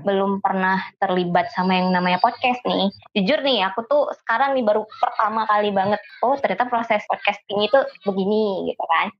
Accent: Aceh, Indonesia; moved away; Asal aku tuh dari Aceh

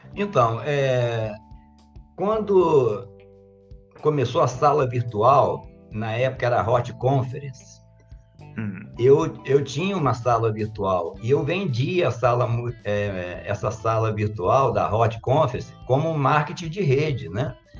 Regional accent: Colatina, Espírito Santo, Brazil; also born or lived in Vila Velha; now in Santa Teresa, Brazil; eu nasci em Colatina, é, em 1961

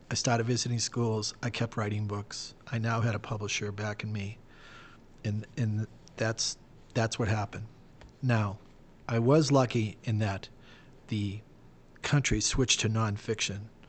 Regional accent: Boston, Massachusetts, United States; I'm from Boston

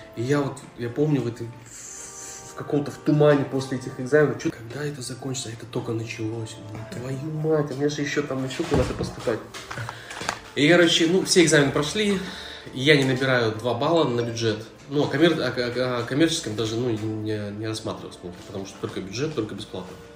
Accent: Chelyabinsk, Chelyabinsk Oblast, Russia; я из Челябинска, в школе было все плохо

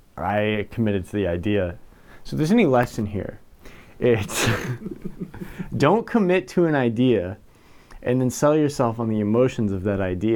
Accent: Nashville, Tennessee, United States; moved away as an adult; now in Omaha, United States; I am from Nashville originally. Moved to Omaha about a year and a half ago

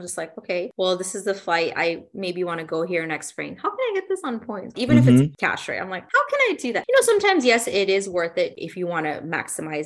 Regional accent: Dallas, Texas, United States; It's in my hometown

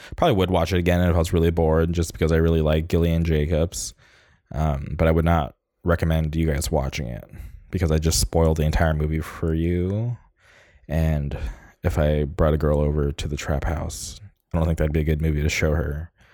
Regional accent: Orange County, California, United States; my hometown. uh, Orange County forever

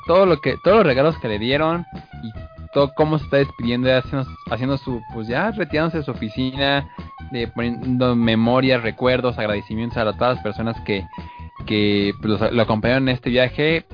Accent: Mexico; como mexicanos

